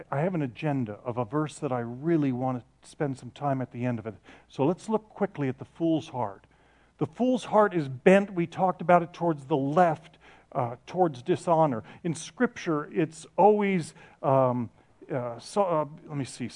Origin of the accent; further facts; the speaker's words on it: Ireland; I'm from Ireland